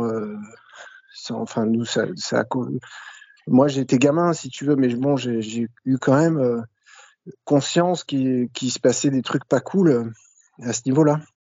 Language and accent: French; Bouches-du-Rhône, near Marseille, Provence-Alpes-Côte d'Azur, France; accent: light Marseille accent; also born or lived in Le Havre, Normandy; j'ai grandi dans les Bouches-du-Rhône, donc euh, dans le sud de la France, à proximité de Marseille